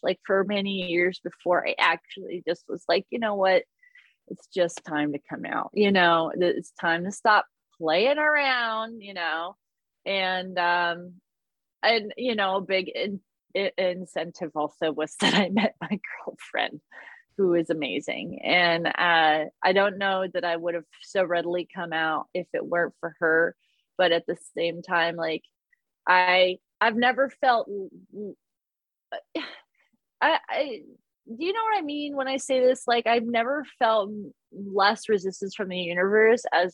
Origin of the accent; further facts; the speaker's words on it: Columbus, Ohio, United States; also born or lived in Indiana; I come from Columbus, Ohio, and by way of Indiana